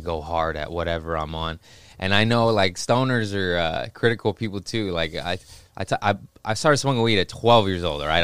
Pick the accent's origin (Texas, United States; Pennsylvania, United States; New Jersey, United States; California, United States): California, United States; Los Angeles; also born or lived in Torrance / Harbor City / Lomita; Los Angeles, born and raised